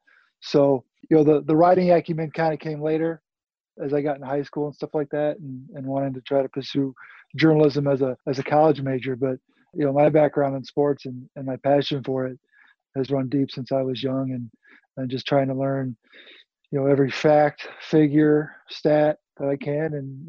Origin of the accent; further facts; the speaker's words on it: Naperville, Illinois, United States; grew up in Naperville. So unfortunately, I haven't really left town as much as I would like to.